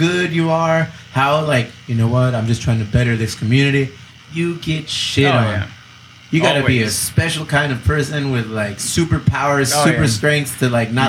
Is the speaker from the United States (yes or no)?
yes; Chula Vista, California, United States; You know, I'm from Chula Vista.